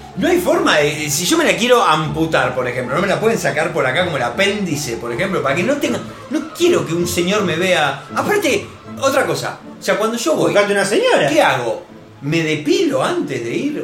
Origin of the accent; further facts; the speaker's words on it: Rosario, Santa Fe, Argentina; somos de Rosario